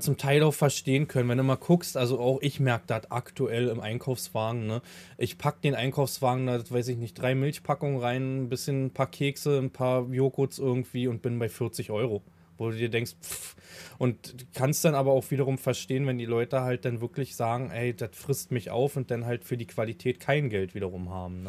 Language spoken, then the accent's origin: German; Havelland, Brandenburg, Germany; ich komme ja aus dem Hafeland